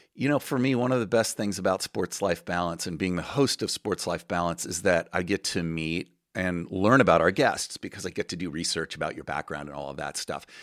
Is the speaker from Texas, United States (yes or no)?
no; Southern California, United States; as a swimmer growing up in Southern California